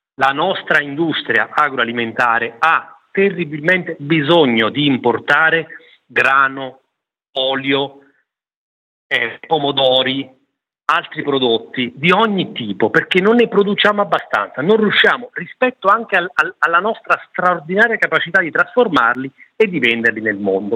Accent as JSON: {"language": "Italian", "region": "Campania", "country": "Italy", "said": "Io sono campano"}